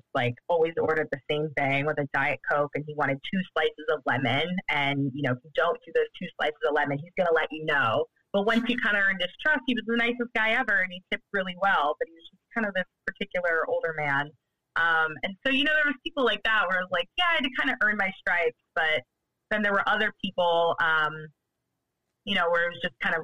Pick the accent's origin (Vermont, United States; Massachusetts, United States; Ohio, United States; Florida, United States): Ohio, United States; Cleveland; moved away as an adult; now in Brooklyn, United States; growing up in Cleveland